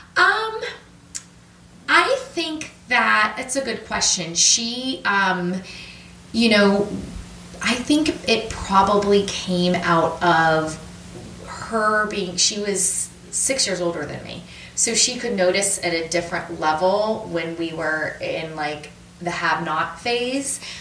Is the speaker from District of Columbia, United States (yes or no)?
no; Austintown, Ohio, United States; moved away as an adult; also born or lived in Michigan; now in Washington, D.C., United States; I was born in Northeast Ohio, a suburb of Youngstown, Ohio, called Austintown, and um, I lived there